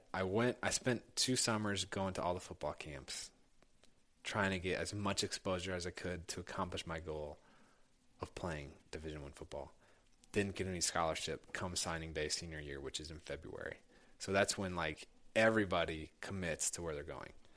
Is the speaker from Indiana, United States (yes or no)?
yes; Indianapolis, Indiana, United States; I grew up in Indianapolis